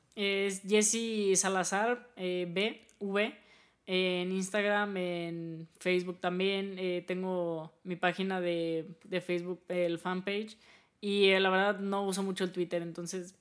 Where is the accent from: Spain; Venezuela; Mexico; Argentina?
Mexico; nosotros como mexicanos